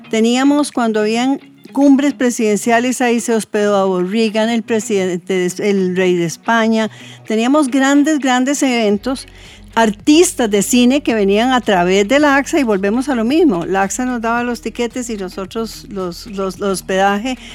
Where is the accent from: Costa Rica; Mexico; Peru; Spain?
Costa Rica; nosotros como costarricenses